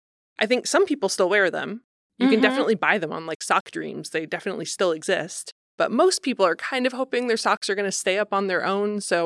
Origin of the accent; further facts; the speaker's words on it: Ohio, United States; Can I tell you a growing up in Ohio story about sock cuffs?